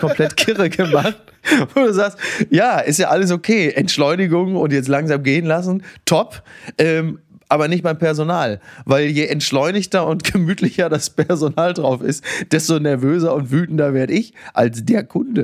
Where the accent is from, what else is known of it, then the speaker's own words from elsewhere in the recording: Germany; als Deutscher im Ausland